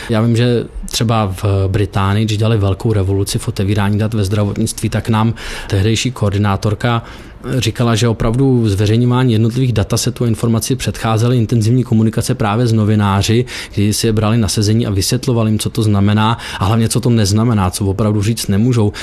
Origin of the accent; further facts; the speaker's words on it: Czechia; jsme Češi